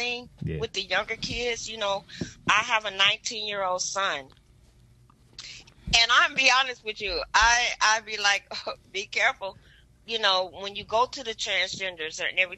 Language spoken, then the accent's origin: English; Detroit, Michigan, United States; now in San Antonio, United States; Born and raised from Detroit, Michigan